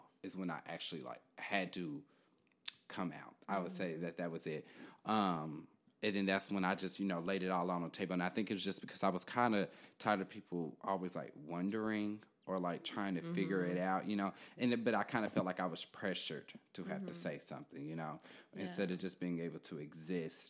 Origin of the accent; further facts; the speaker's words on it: Kansas City, Kansas, United States; moved away as an adult; now in Philadelphia, United States; I am originally from Kansas City, Kansas, so a long way from here.